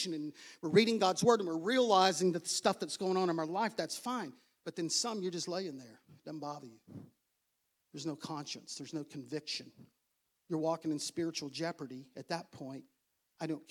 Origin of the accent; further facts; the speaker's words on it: United States; I'm American.